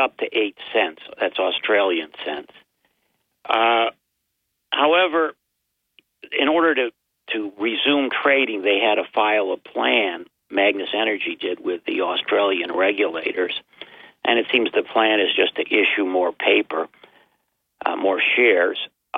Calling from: Binghamton, New York, United States; I'm John from Binghamton.

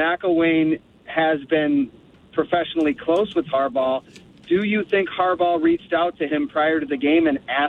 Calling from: Grand Ledge, Michigan, United States; from Grand Ledge here.

